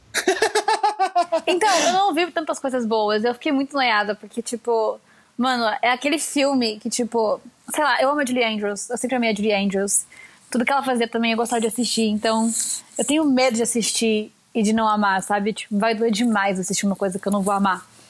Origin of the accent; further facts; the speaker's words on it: São Paulo, Brazil; also born or lived in Curitiba, Paraná, Brazil; eu nasci em Curitiba e vim para São Paulo